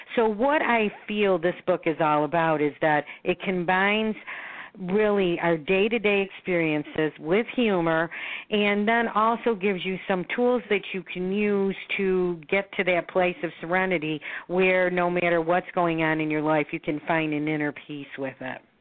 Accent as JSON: {"language": "English", "town": "Buffalo", "region": "New York", "country": "United States", "tie": "born or raised there", "moved": "as an adult", "lives_now": "Florida, United States", "said": "I was born in Buffalo, New York. I oh. now am a resident of Florida, so I split my time between Florida and um, and Buffalo"}